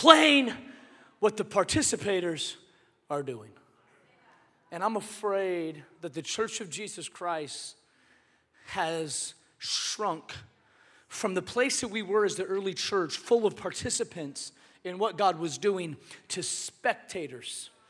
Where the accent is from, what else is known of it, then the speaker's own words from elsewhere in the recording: Seattle, Washington, United States; moved away; I'm from Seattle originally